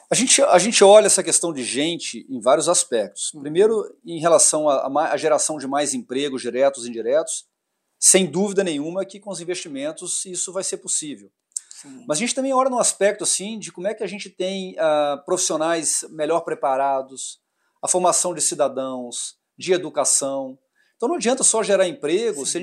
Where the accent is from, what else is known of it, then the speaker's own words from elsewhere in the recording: Minas Gerais, Brazil; Eu sou mineiro